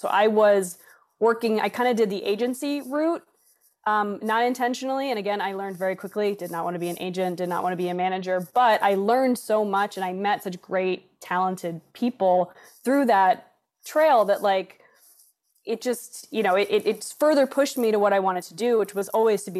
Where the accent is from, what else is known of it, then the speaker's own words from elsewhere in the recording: New York, United States; moved away; I lived in New York. I'm from New York.